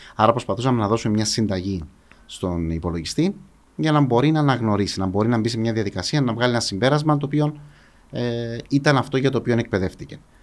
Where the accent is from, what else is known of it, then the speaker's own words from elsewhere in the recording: Paphos, Paphos District, Cyprus; Μεγάλωσα στην Πάφο. Μεγάλωσα στο κέντρο τη Πάφου